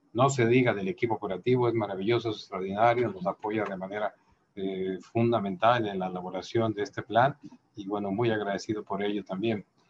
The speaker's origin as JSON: {"language": "Spanish", "country": "Mexico", "said": "en mi caso yo produzco miel y el alimento era un sector estratégico en mi país"}